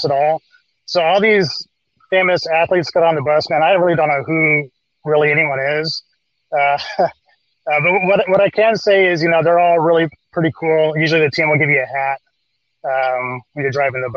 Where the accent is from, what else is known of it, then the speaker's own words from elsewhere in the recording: Long Beach, California, United States; moved away as an adult; also born or lived in San Francisco Bay Area / Modesto area; now in Central Valley, United States; I'm originally from Southern California. I grew up in Long Beach.